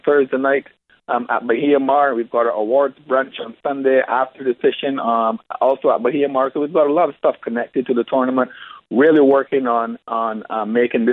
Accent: Barbados; also born or lived in Turks and Caicos Islands / South Florida / South Carolina; now in South Florida / South Carolina, United States; I grew up in Barbados

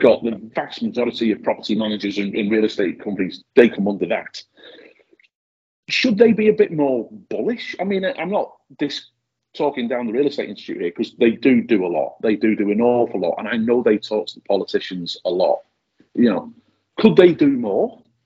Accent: Widnes, North West England, United Kingdom; now in New Zealand; my hometown of, of Widnes, which is on the banks of the Mersey, just outside of Liverpool

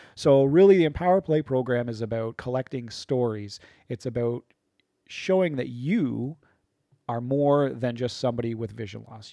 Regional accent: Chatham, Ontario, Canada; also born or lived in London, Ontario; I'm from Chatham, Ontario

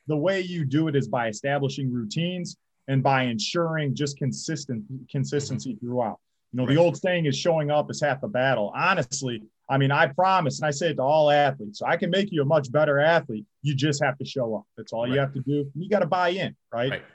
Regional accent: St. Clair Shores, Michigan, United States; I'm originally from St. Clair Shores, Michigan. Once upon a time, I graduated Lakeshore High School

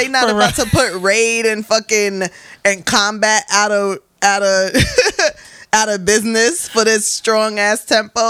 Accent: Bronx, New York, United States; no, North okay. Bronx okay. with the West Indians.

